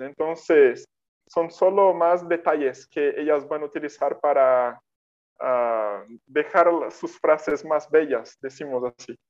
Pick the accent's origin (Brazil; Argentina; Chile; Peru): Brazil; first language Portuguese; Spanish is a second language; soy de Brasil